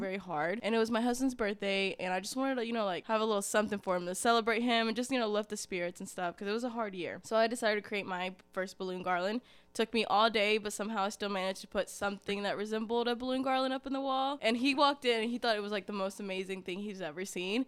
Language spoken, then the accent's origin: English; Ringgold, Georgia, United States; also born or lived in Dalton, Georgia; I actually didn't grow up in Dalton, I grew up in Ringgold, so very, very close by.